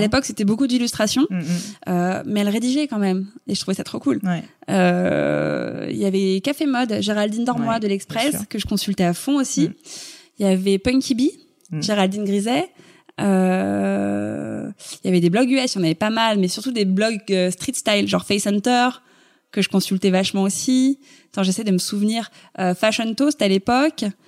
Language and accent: French; Paris, Île-de-France, France; Je suis née à Paris, j'ai grandi à Paris, je, je n'ai jamais quitté Paris.